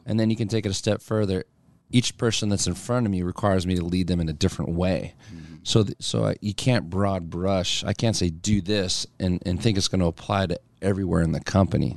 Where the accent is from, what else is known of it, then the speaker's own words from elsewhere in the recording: near Allentown, eastern Pennsylvania, United States; now in Omaha, United States; I'm from Pennsylvania originally